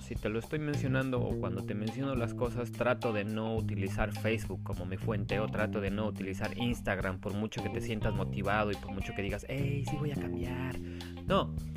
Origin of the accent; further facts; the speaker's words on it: Mexico; como mexicanos, o muchas veces por esa cultura que nosotros tenemos